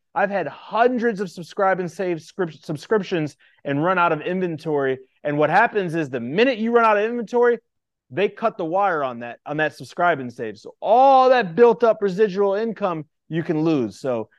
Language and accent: English; Indiana, United States; Yeah, so I grew up in a small town right outside Chicago, in Indiana, a population of 22,000.